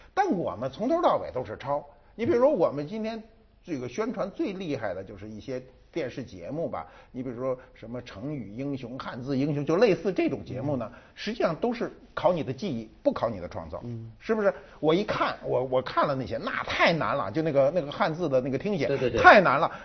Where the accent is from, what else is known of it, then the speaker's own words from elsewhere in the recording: China; 我们中国人哈，一般哈，不管你专业怎么排表，中国人一说北大都说在前头